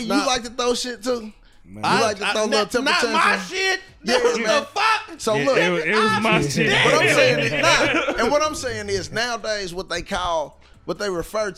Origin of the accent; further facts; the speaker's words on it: United States; I'm an American. You know, I was raised watching, like, the 80s movies